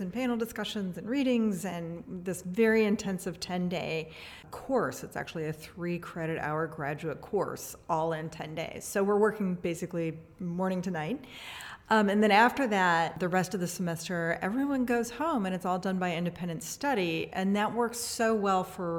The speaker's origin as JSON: {"language": "English", "town": "Atchison", "region": "Kansas", "country": "United States", "tie": "born or raised there", "moved": "as an adult", "lives_now": "Louisville, United States", "said": "So I'm originally from Atchison, Kansas. I grew up on a little farm there, and I've lived in Louisville most of my life."}